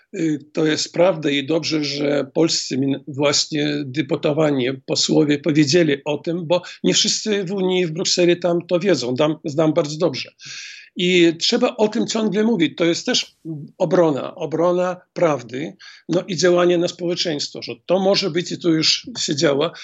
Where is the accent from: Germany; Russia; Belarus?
Belarus; Grodno, Grodno Region; Grodno, skąd jestem.